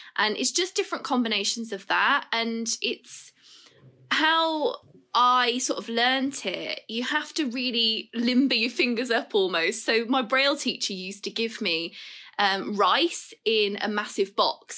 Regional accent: Birmingham, West Midlands, United Kingdom; we're both from Birmingham

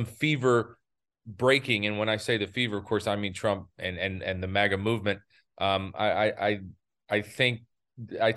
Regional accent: United States; right outside of my hometown in North South Carolina, right there on the state line.

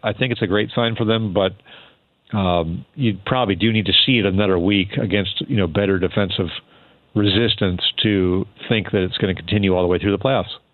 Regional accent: Sacramento, California, United States; moved away as an adult; also born or lived in Washington State; now in Washington, United States; I grew up in Sacramento

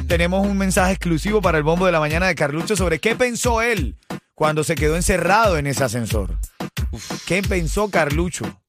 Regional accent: Venezuela; como venezolano

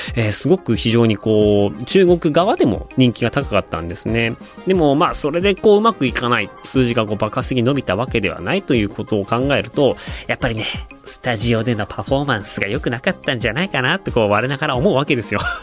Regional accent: Hokkaido, Japan; moved away; 北海道地元北海道

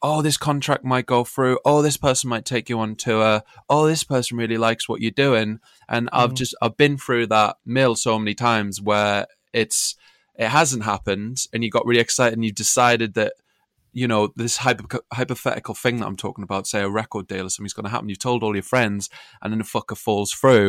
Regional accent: Sunderland, North East England, United Kingdom; now in Brighton, United Kingdom; When I first moved to Brighton from Sunderland, because that's where I was brought up originally, my accent floats in and out.

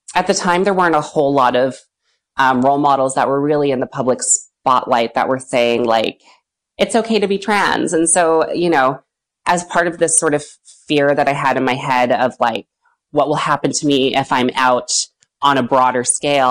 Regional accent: West Vancouver, British Columbia, Canada; I grew up in West Van.

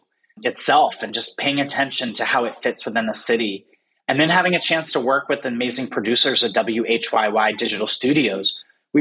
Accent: Philadelphia, Pennsylvania, United States; born and raised in Philly

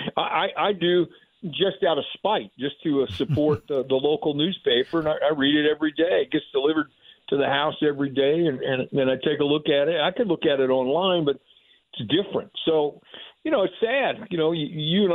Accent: Plainfield, Indiana, United States; now in Franklin, United States; my hometown and my home school, they all mean a lot to me

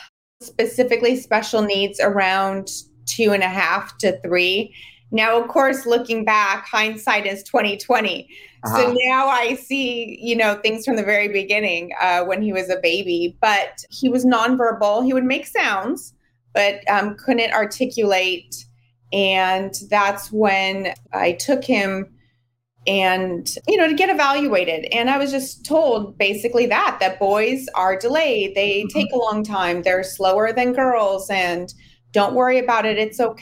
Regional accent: Hayward, California, United States; I am calling in from Hayward, California.

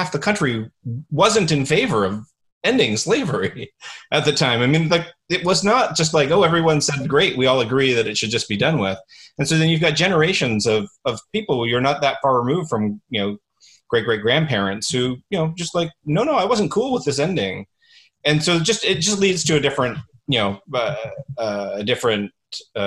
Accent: Canada; as a Canadian

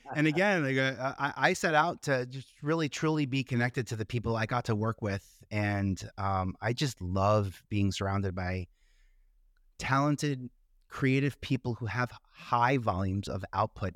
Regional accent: New York, United States; I stayed in New York, uh, I'm a New Yorker

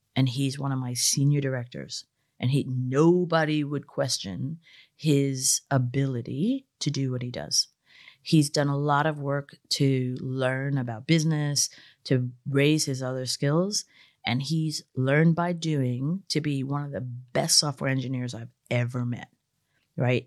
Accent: United States; I grew up working class in America.

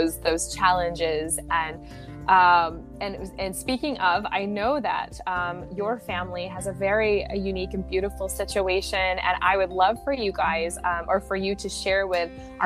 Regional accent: Syracuse, New York, United States; moved away as an adult; now in Belgium; I grew up in Syracuse, New York.

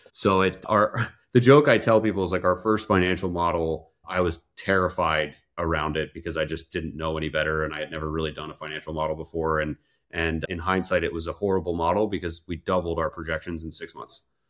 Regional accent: outside Philadelphia, Pennsylvania, United States; also born or lived in Europe / New York City; now in Tampa, United States; I grew up outside Philadelphia

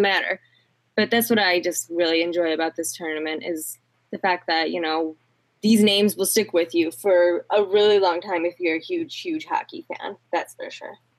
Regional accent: United States; as an American

